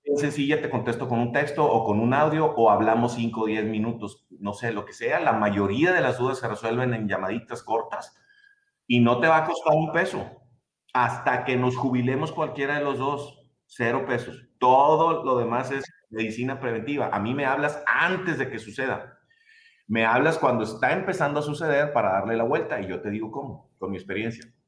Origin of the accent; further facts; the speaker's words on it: Mexico; soy mexicano